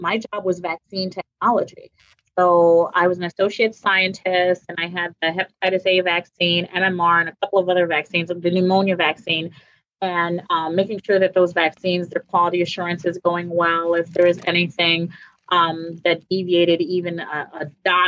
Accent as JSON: {"language": "English", "region": "New York", "country": "United States", "said": "I'm from New York."}